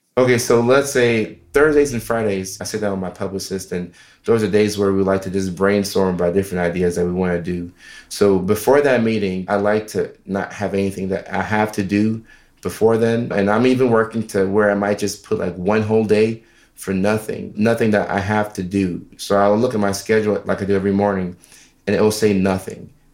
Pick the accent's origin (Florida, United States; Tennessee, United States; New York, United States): Tennessee, United States; Nashville; also born or lived in Norway / Ghana; we moved from Norway to Nashville, Tennessee when I was uh, five and a half, six